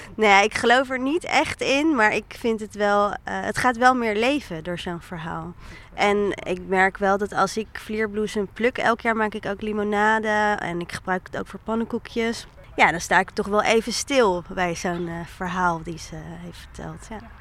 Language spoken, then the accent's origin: Dutch; The Hague, South Holland, Netherlands; also born or lived in Rotterdam; ik kom uit Den Haag